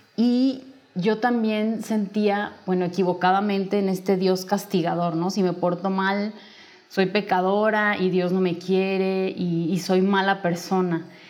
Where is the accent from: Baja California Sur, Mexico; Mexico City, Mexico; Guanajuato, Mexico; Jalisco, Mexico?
Jalisco, Mexico; Guadalajara; yo soy de, nací en Guadalajara, sigo aquí viviendo.